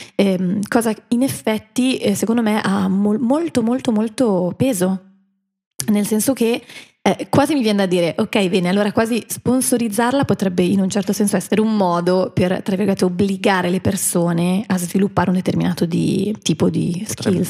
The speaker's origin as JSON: {"language": "Italian", "town": "Milan", "region": "Lombardy", "country": "Italy", "said": "L'unica milanese eh, sono io."}